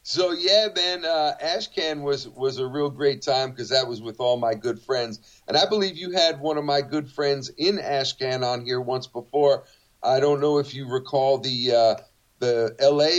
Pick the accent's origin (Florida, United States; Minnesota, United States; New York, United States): New York, United States; I was from New York